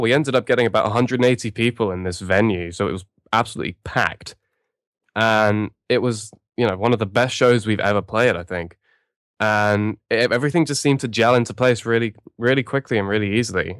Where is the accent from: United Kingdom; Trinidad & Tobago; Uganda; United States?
United Kingdom; London; we're from London